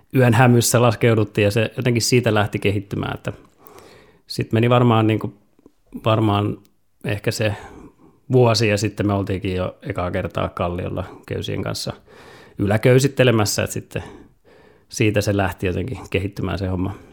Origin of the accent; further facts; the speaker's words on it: Merikarvia, Satakunta, Finland; moved away as an adult; also born or lived in Jyväskylä; siellä Merikarvialla kotopuolessa vielä, kun oli koulut kesken